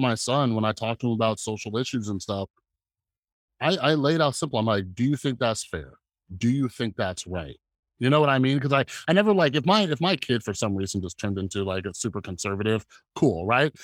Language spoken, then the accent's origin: English; California, United States; now in Las Vegas, United States; I'm from California, and I only moved, like, one state over, so I'm in Las Vegas